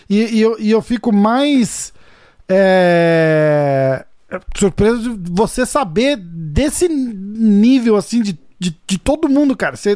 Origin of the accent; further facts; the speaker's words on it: São Paulo, Brazil; moved away; sou de São Paulo, cara. E eu tô é fora.